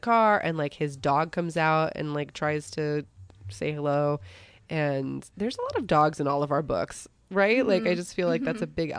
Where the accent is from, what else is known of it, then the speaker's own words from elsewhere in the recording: Minnesota, United States; We're from Minnesota.